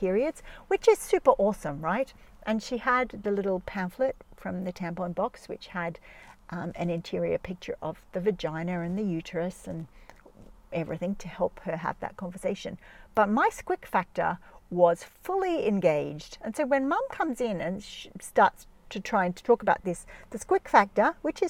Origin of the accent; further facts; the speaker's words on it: Jos, Plateau, Nigeria; moved away; the house that I grew up in Nigeria, because a lot of my growing up life was in Nigeria, in Jos